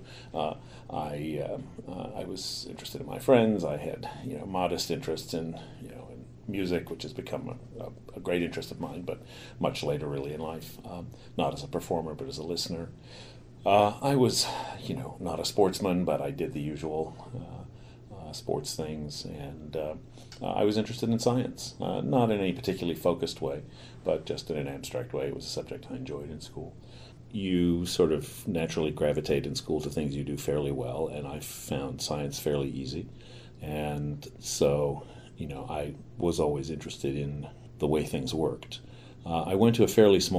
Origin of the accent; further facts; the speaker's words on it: New York, United States; I grew up in New York, in Manhattan, Midtown